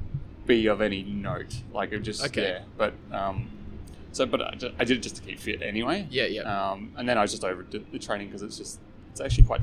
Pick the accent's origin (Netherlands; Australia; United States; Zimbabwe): Australia; Adelaide, South Australia; moved away as an adult; now in Sydney, Australia; I'm originally from Adelaide